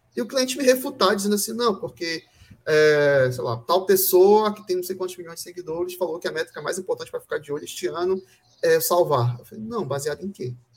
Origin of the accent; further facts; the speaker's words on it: Brazil; todos nós somos brasileiros